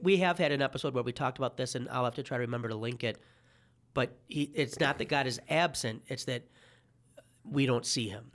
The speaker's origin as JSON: {"language": "English", "town": "Detroit", "region": "Michigan", "country": "United States", "said": "As a Detroiter"}